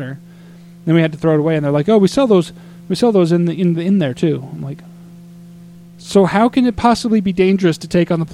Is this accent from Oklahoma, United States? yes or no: no; Flagstaff, Arizona, United States; I grew up in Flagstaff, so I do know what it's like to live in cold